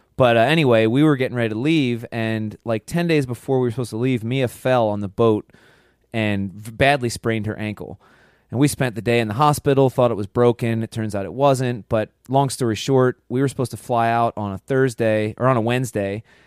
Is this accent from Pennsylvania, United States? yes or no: yes; Pennsylvania, United States; growing up, being from Pennsylvania